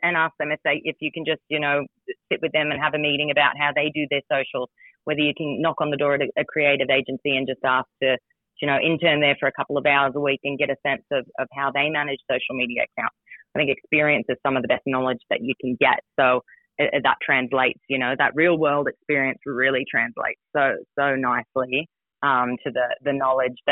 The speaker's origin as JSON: {"language": "English", "country": "United States", "moved": "yes", "said": "I'm from the States originally"}